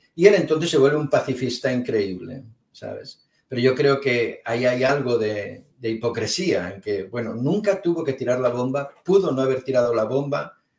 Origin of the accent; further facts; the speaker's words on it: Spain; yo soy de España